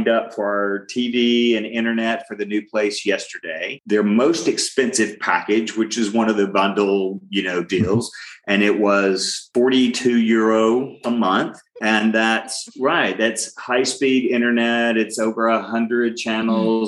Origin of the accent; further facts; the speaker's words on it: Alabama, United States; moved away as an adult; now in Funchal, Portugal; we're from Alabama.